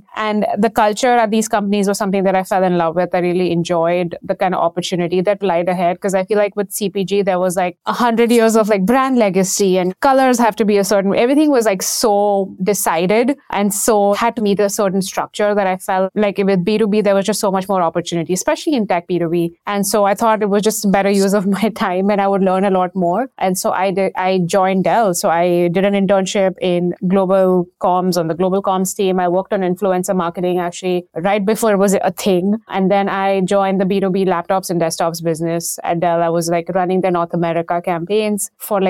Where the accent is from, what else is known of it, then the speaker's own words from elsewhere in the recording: India; moved away; And this was back in Mumbai. So this was back in India. I grew up in India.